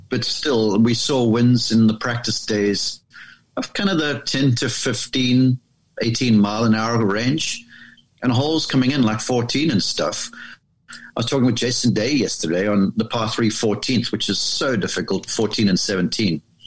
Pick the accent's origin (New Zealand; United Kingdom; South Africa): South Africa; moved away as an adult; now in United States; I grew up there in South Africa and was there until I was um, sort of age 20